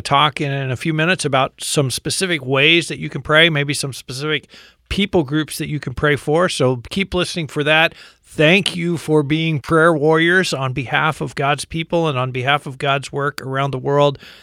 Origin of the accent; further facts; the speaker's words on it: United States; as an American